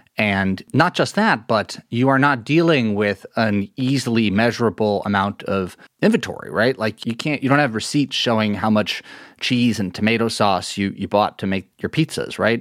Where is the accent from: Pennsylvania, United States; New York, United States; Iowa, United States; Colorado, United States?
New York, United States; New York City; I grew up in Lower Manhattan